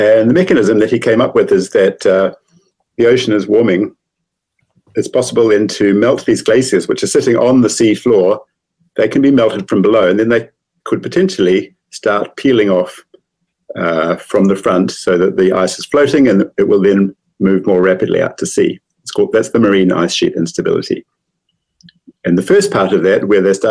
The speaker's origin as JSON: {"language": "English", "town": "Christchurch", "region": "Canterbury", "country": "New Zealand", "also_born_or_lived": "Pasadena, California", "said": "I'm from Christchurch, and I studied mathematics at Canterbury"}